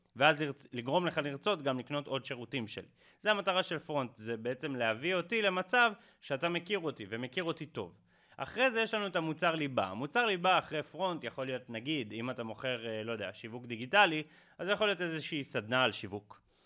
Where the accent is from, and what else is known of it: Israel